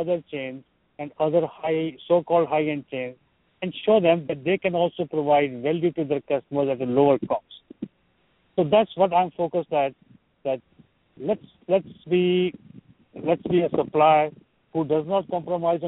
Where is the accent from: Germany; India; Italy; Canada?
India; moved away as an adult; now in United States; I'm from India, but I'm in the United States for over a quarter of a century now.